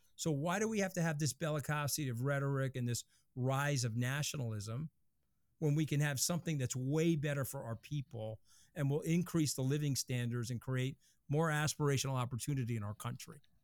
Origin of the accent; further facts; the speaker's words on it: New York, United States; I'm a New Yorker